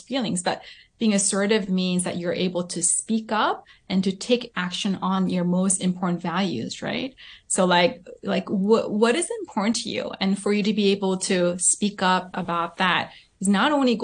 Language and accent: English; Southern California, United States; also born or lived in South Korea; I was born and raised in Southern California, and then I went to elementary school in Korea, and then we came back when I was in middle school.